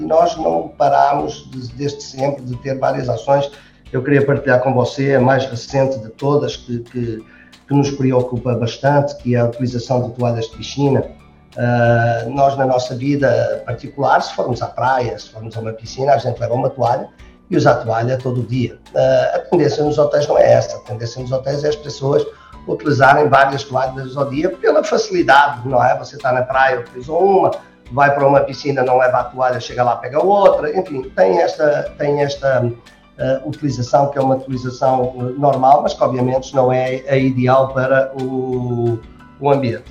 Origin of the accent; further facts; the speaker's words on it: Portugal; accent: Portuguese; moved away as an adult; also born or lived in United States / Switzerland; como você já viu por este meu sotaque, eu sou português